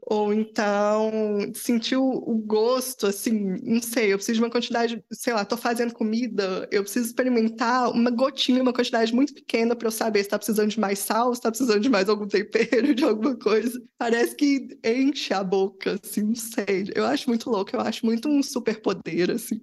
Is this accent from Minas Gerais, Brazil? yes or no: yes; Belo Horizonte, Minas Gerais, Brazil; Eu sou de BH